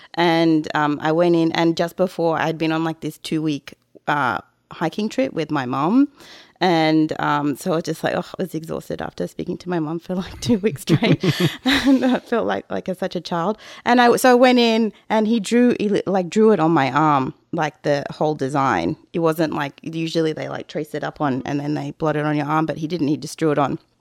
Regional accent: Australia; moved away; I'm too Australian

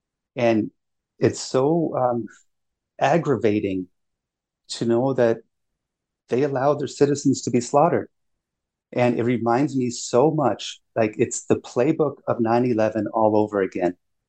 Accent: Germany; born there; I was actually born in Germany. But, you know, I was born to a father who's in the Air Force, so yeah, I'm an American.

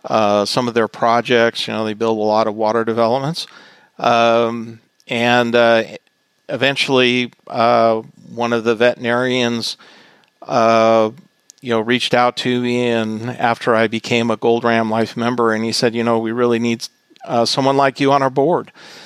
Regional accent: Boulder City, Nevada, United States; moved away as an adult; I grew up in Boulder City, Nevada, which is a small town in southern Nevada that's near the dam and Lake Mead National Recreation Area.

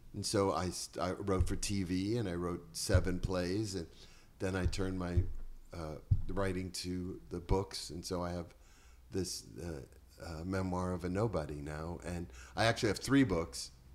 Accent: Boston, Massachusetts, United States; also born or lived in Chelsea, Massachusetts; now in Bel Air, United States; I was born in Boston, raised in the projects

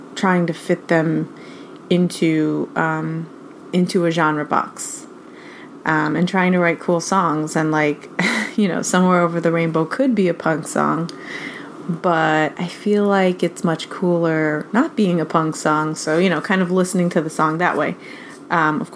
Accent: New York City, New York, United States; I live in New York City, and I've been here for a while. The whole time that I've been making music, I've been in New York. My parents are also from New York

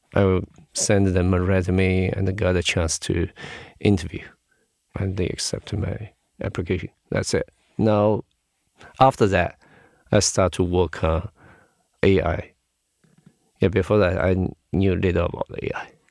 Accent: Shanghai, China; I was born in Shanghai. I grew up in Shanghai

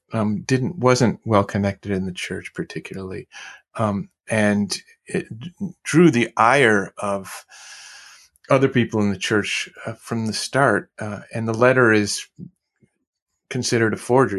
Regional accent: Midwest, United States; I'm a Midwesterner

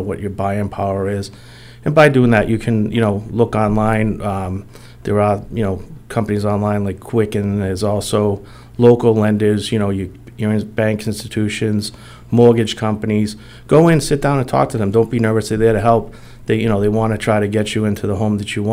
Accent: Attleboro, Massachusetts, United States; I was born and raised here in Attleboro. I've been a lifelong resident for many years

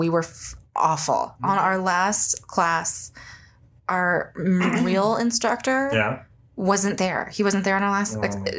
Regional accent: California, United States; growing up in California

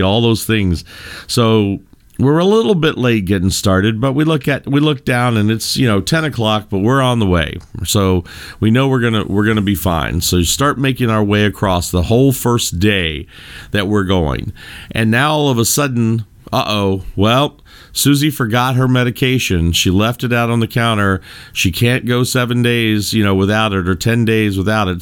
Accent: Louisville, Kentucky, United States; I am from Louisville, Kentucky, originally born and bred, uh, in the bluegrass state

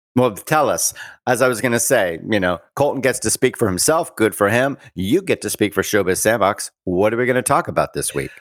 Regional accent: Bermuda; I was born in Bermuda. I am a British subject, colonial born

